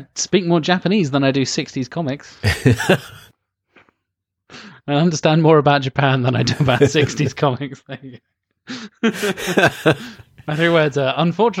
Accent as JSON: {"language": "English", "country": "United Kingdom", "said": "As a British man"}